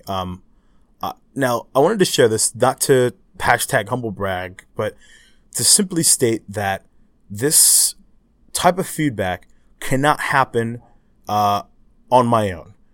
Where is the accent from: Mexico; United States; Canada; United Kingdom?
United States; me as an American